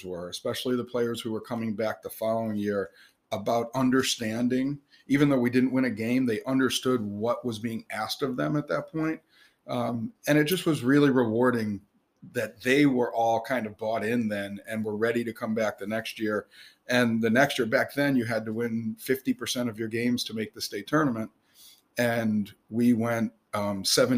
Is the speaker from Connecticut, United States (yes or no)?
yes; Coventry, Connecticut, United States; born or raised there; also born or lived in Long Island, New York / Windsor, Connecticut / Illinois